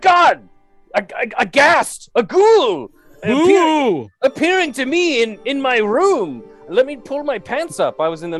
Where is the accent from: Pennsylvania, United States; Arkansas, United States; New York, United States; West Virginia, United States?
West Virginia, United States; Clearly, we are here in the hills of West Virginia. back in my youth, nearly a shred of internet was to be spared.